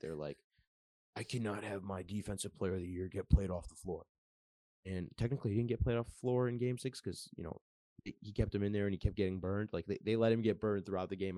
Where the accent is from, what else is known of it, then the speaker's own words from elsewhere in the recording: Detroit, Michigan, United States; I am from Michigan, Metro Detroit area